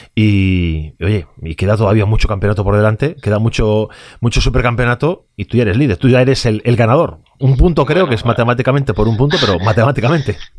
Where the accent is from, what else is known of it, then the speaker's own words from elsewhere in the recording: Vigo, Galicia, Spain; yo soy gallego y soy de Vigo